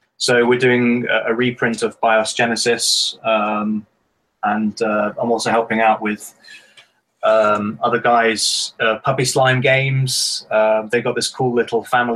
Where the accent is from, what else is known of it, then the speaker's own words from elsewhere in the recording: United Kingdom; being British